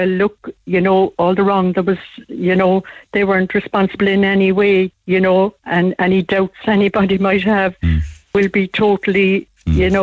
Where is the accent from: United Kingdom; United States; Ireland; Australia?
Ireland; Cork, Munster; I lived in Blackrock and Bessborough. I grew up in Blaher in Blackrock